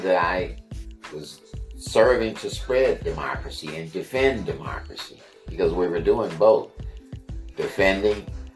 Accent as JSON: {"language": "English", "country": "United States", "said": "ourselves as being Americans"}